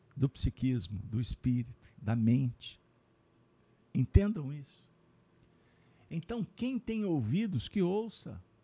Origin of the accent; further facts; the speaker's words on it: Brazil; Como brasileiros